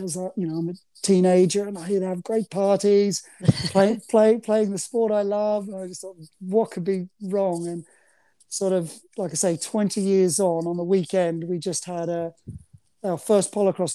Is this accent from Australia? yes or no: yes; Australia; moved away as an adult; now in United Kingdom; I'm nearly more English than I am Aussie